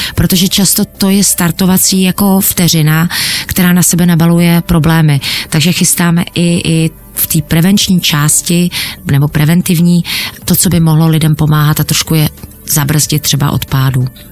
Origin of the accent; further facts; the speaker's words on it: Czechia; my jsme Češi